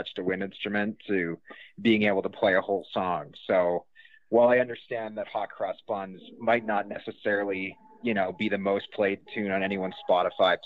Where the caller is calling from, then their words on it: rural Manitoba, Canada; I'm calling you from rural Manitoba, Canada.